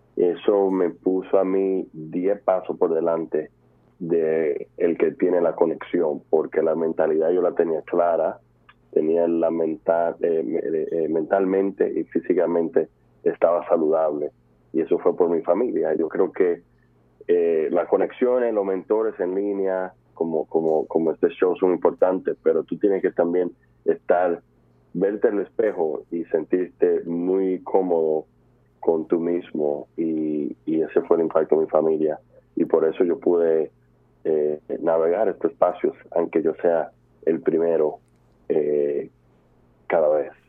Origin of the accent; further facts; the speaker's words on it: New York, United States; also born or lived in Dominican Republic; yo, yo nací en Nueva York en el 1995